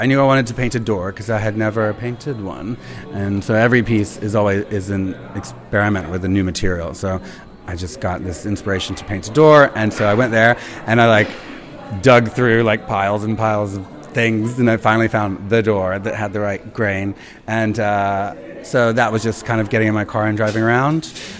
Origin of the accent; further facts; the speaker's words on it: Alabama, United States; I've done it with a lawnmower because I grew up in Alabama, so I knew how to cut grass. I used to talk a lot different.